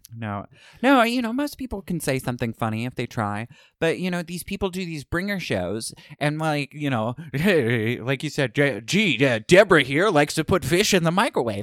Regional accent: Starke, Florida, United States; moved away as an adult; also born or lived in California; I can say I'm from Jacksonville, but I'm from Stark

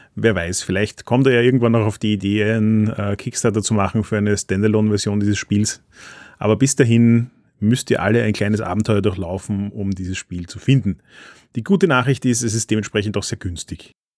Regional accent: Austria; als Österreicher

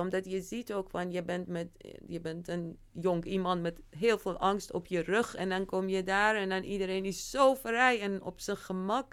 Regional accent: Iran; now in Netherlands; deel van mij die wel in Iran is opgegroeid

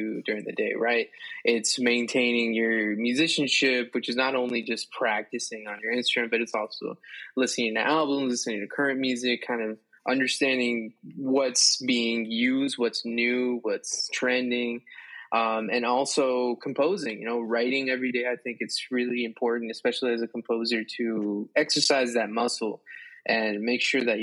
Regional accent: South Florida, United States; moved away as an adult; also born or lived in Colombia / Boston; now in New York, United States; I'm a Colombian saxophonist who grew up in Florida, South Florida

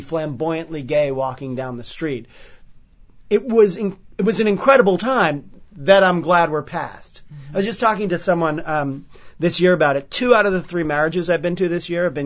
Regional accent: New York, United States; born or raised there

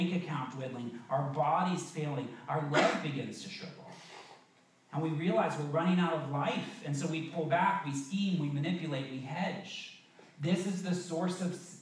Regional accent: the South, United States; I grew up in the South

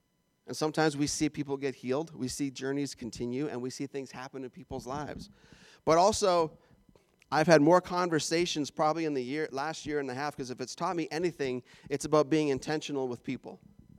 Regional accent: Minnesota, United States; That sounded like I was from Fargo, North Dakota just then. I was from Minnesota.

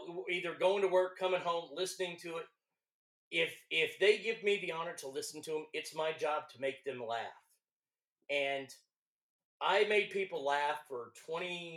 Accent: Texas, United States; accent: Texas; moved away as an adult; I've moved back to Texas, my home state

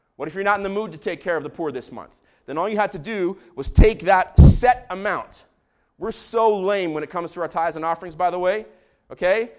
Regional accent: Israel; I grew up in Israel

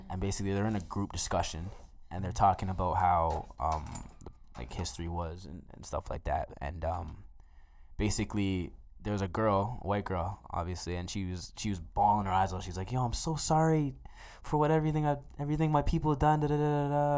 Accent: Mississauga, Ontario, Canada; now in Edmonton, Canada; I'm from Saga, born and raised, proud as shit

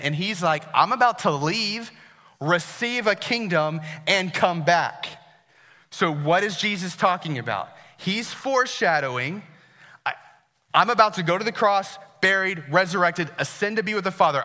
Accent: Herndon, Virginia, United States; I grew up here in Herndon

